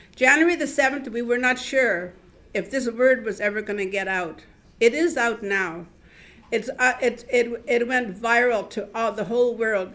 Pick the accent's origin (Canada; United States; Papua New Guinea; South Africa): Canada; Vancouver, British Columbia; moved away as an adult; also born or lived in Wet'suwet'en Nation, northern British Columbia; now in Montreal, Canada; I have lived here since in, in Montreal since 2012. I come from Vancouver. I've lived there most of my life.